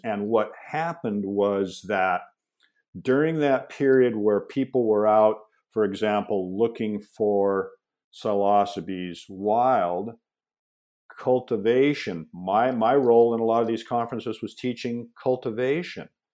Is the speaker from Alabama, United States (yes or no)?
no; Seattle, Washington, United States; I was born in the Pacific Northwest, grew up in Seattle